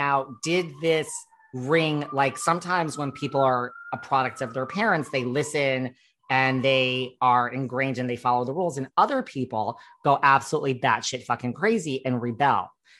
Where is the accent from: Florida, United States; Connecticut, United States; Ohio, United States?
Connecticut, United States; I grew up, I went to high school with Dorit. I am from the Woodbridge, Bethany, Orange area.